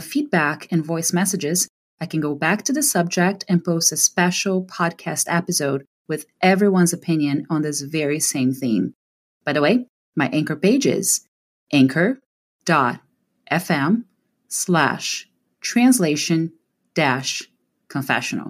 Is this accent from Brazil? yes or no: yes; Brazil; growing up in Brazil